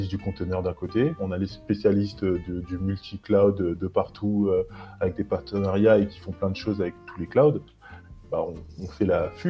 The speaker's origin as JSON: {"language": "French", "country": "France", "said": "où on se dit mais moi je suis français, pourquoi est-ce que je vais prendre une VM en Indonésie ou en Inde ou en Corée"}